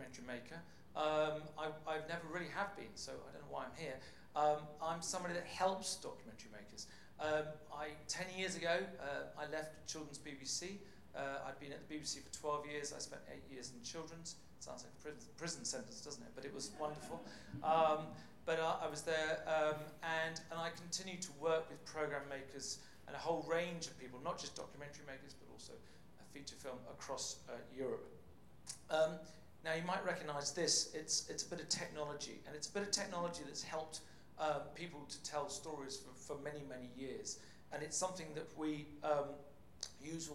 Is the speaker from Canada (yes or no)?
no; England, United Kingdom; accent: plummy; moved away as an adult; now in Copenhagen, Denmark; you can probably tell by my plummy tones that I'm from England. But I have been living in Denmark for 10 years now